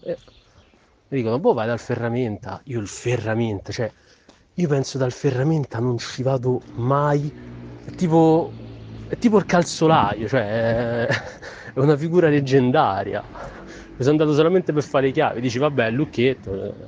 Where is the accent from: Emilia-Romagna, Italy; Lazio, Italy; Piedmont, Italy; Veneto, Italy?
Lazio, Italy; Rome; born or raised there; moved away as an adult; now in Milan, Italy